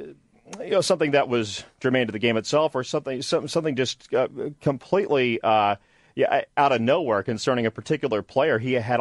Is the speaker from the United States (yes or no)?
yes; Midwest, United States; moved away; I grew up in the Midwest